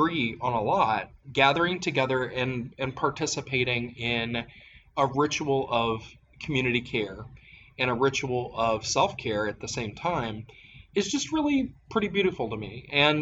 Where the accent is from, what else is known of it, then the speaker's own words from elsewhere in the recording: Appalachia, United States; growing up in Appalachia